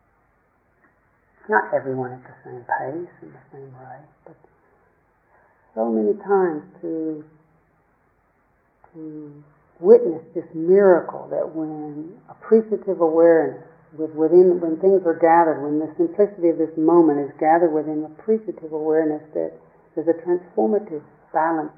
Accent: Tennessee, United States; the lake I grew up on in Tennessee, Lake Chickamauga

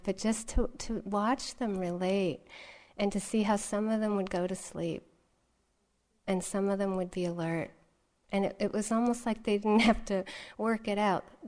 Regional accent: Massachusetts, United States; I grew up here in Massachusetts

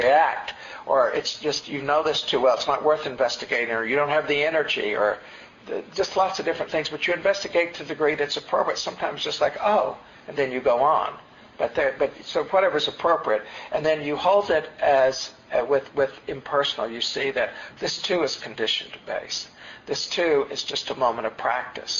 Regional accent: the Appalachians, Tennessee, United States; also born or lived in New York; now in California, United States; I grew up in Tennessee in the Appalachians, and then spent 10 years in New York, and then have been in California for the last 20 years

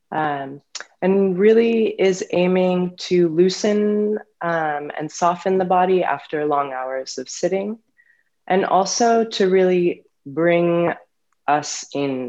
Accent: San Francisco, California, United States; moved away as an adult; also born or lived in New York / Barre, Massachusetts; now in Portland, Maine, United States; I was born in San Francisco and grew up there

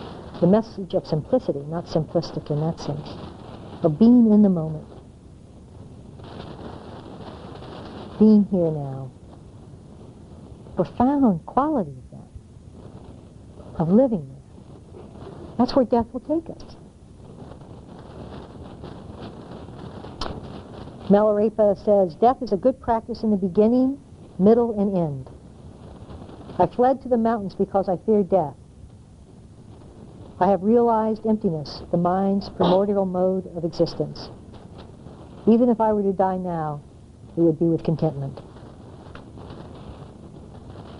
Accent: United States; moved away; also born or lived in Asia; I'm not an American in the same way I was when I left

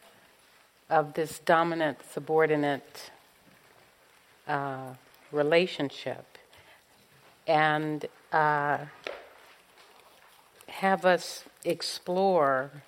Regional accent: Los Angeles, California, United States; growing up in South Central Los Angeles in the middle of the civil rights movement

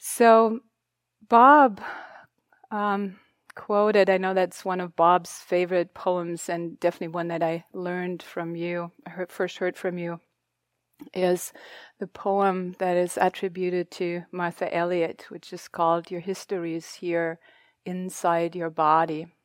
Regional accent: Germany; English is a second language; moved away; I'm not a native English speaker. I'm German. My history, that's where I come from, where I grew up.

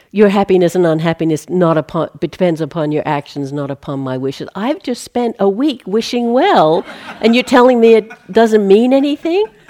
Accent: Australia; moved away; I come from Australia.

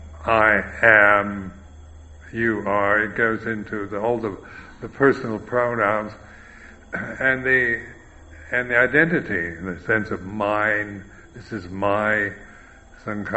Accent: United States; I am American, I am a bhikkhu

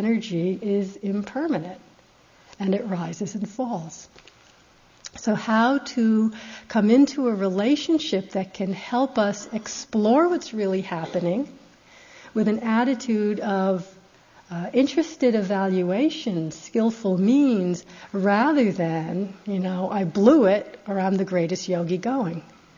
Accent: United States; being American

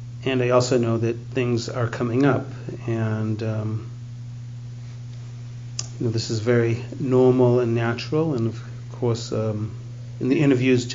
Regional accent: Boston, Massachusetts, United States; growing up in the Boston area

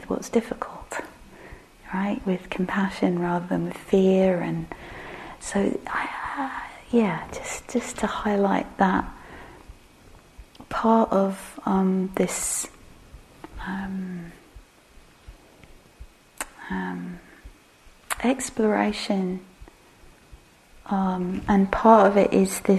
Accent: England, United Kingdom; we're English

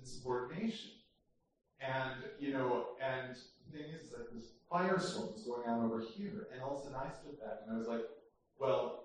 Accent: Chicago, Illinois, United States; moved away as an adult; now in New York, United States; I'm from originally from Chicago, I went to a Catholic high school

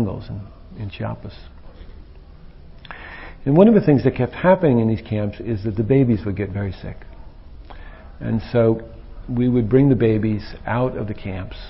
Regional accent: United States; being an American

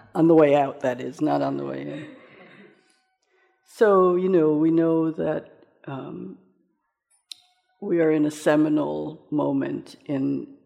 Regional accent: Jamaica; now in United States; I come from Jamaica, which is a culture in which races have mixed for many generations

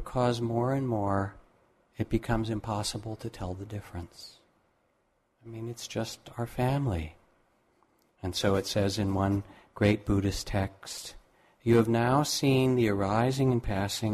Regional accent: Massachusetts, United States; when I grew up in Massachusetts

